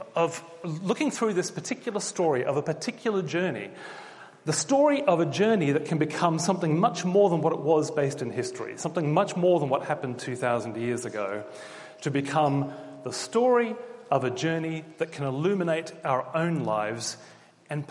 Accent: Australia; moved away as an adult; now in Oxford, United Kingdom; when you're living as an Australian in the UK, and we've been here 2.5 years now

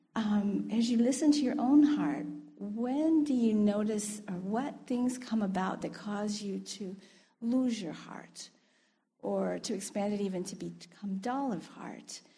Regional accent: United States; moved away; I'm American

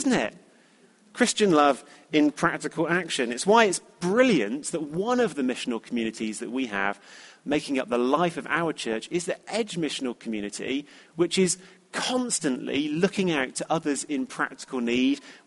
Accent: United Kingdom; being British

